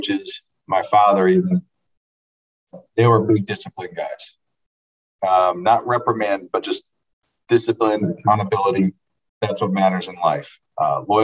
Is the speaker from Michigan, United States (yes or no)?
yes; Grand Rapids, Michigan, United States; I'm from the Grand Rapids area, west side of the state, and was recruited out of high school